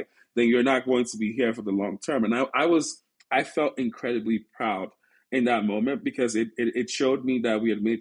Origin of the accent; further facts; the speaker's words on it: Silicon Valley, California, United States; also born or lived in Nigeria; growing up in Silicon Valley, being surrounded by so much talent